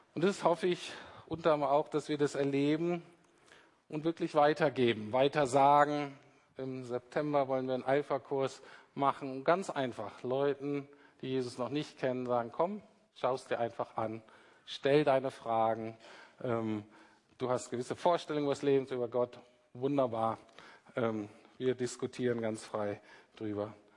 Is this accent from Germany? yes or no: yes; Germany; Wir Deutschen